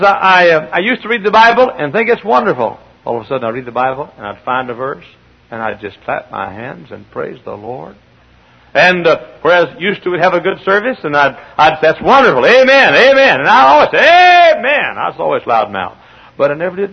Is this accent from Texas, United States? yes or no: yes; Texas, United States; accent: Southern; moved away as an adult; I'm a Texan